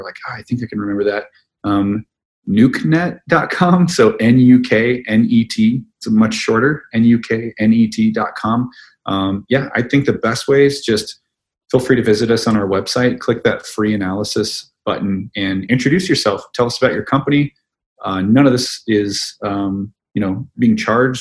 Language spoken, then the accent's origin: English; Midwest, United States; That's how I was raised in the Midwest.